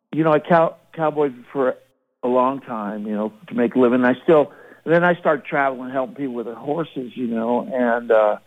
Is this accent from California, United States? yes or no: yes; Monterey, California, United States; I grew up in Monterey